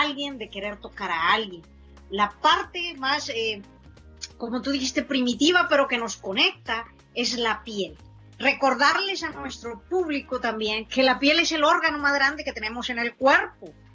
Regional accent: San Buenaventura, Coahuila, Mexico; nosotros crecimos y nos consideramos de un pueblo que se llama San Buenaventura, Coahuila

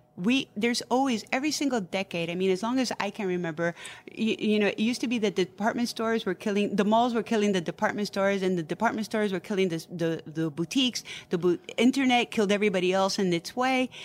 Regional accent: New York City, New York, United States; I was born and raised in New York City. My parents came in the fifties

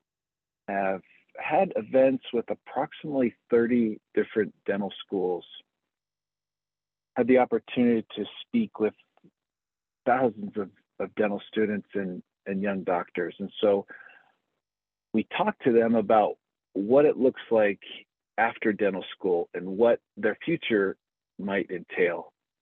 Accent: Utah, United States; moved away as an adult; also born or lived in Philadelphia, Pennsylvania; now in Golden, United States; I am originally from Utah.

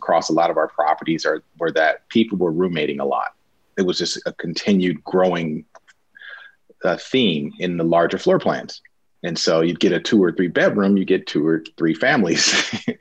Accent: Los Angeles, California, United States; I grew up in Los Angeles.

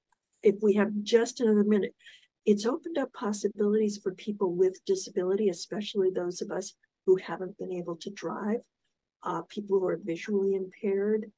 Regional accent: South Florida, United States; also born or lived in Pensacola Beach; I grew up in South Florida

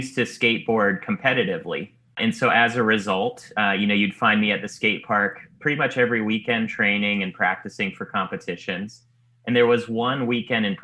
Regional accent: Silicon Valley, California, United States; moved away as an adult; now in Los Angeles, United States; I grew up in the Silicon Valley

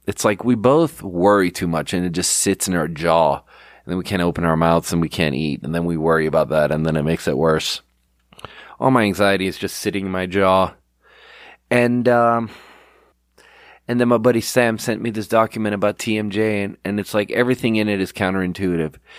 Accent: Sweden; English is a second language; now in United States; I'm from Sweden and I'm out here Googling in Swedish.

